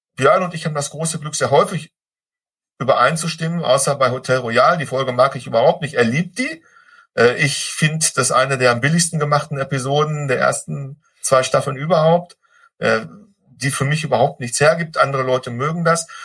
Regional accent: Ruhr area, North Rhine-Westphalia, Germany; ich bin aus dem Ruhrpott, ich darf Klopper sagen

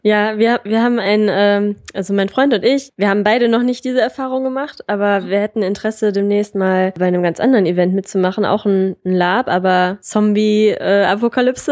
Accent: Solingen, North Rhine-Westphalia, Germany; ich komme aus Solingen

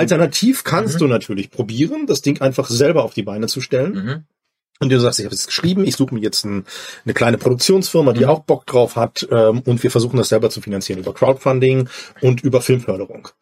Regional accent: near Dresden, Saxony, Germany; now in Bochum, Germany; Ich komme ja aus der Nähe von Dresden

